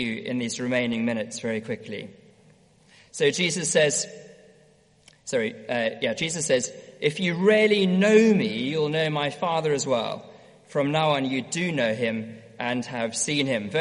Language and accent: English; South Africa; moved away; also born or lived in Edinburgh; growing up in South Africa, used to have my own sailing boat.